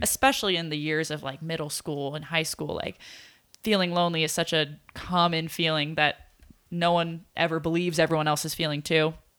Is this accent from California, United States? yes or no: yes; Poway, California, United States; we came with Living Way Church, which is like a church in Poway